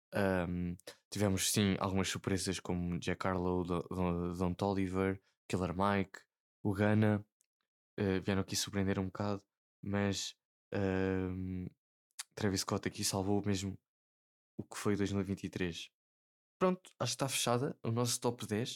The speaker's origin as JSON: {"language": "Portuguese", "country": "Portugal", "said": "Como bom português"}